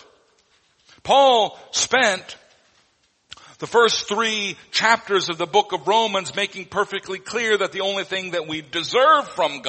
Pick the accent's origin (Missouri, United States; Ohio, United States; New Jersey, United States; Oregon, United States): Missouri, United States; Neosho; moved away; my hometown, Neosho, Missouri